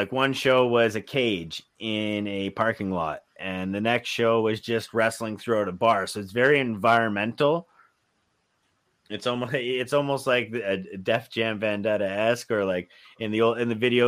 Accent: Windsor, Ontario, Canada; I'm from Windsor, Ontario

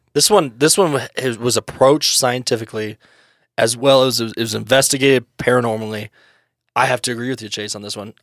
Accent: United States; we're old American boys

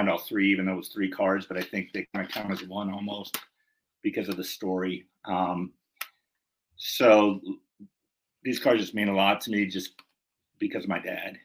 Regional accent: Pittsburgh suburbs, Pennsylvania, United States; when I say I'm from Pittsburgh, I'm from the suburbs. You know, I'm not in Pittsburgh

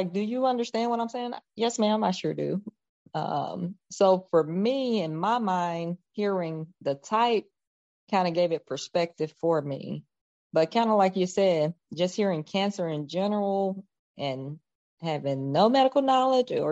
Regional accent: Carthage, Mississippi, United States; I'm from Carthage, a little town about an hour outside of Jackson

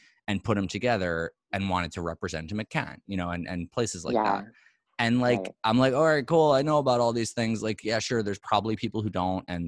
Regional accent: New York City, New York, United States; moved away; as a New Yorker

